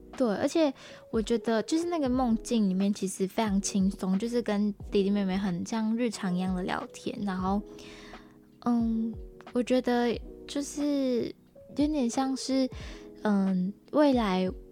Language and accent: Chinese; Malaysia; moved away as an adult; now in Taiwan; 我来自马来西亚